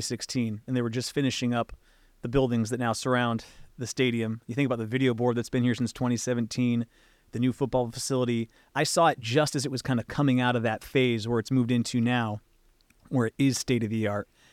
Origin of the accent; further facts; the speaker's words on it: West Coast, United States; I grew up on the West Coast